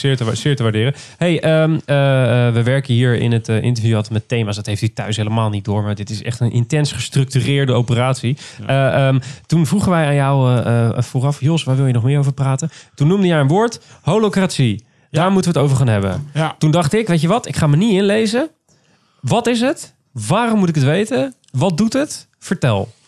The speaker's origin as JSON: {"language": "Dutch", "area": "near Rotterdam", "region": "South Holland", "country": "Netherlands", "tie": "born or raised there", "said": "Ik kom uit de buurt van Rotterdam oorspronkelijk"}